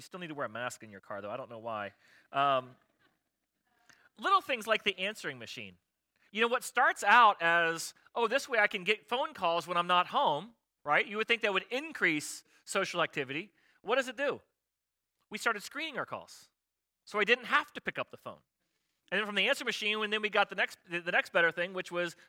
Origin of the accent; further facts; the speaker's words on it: Florida, United States; I grew up in Florida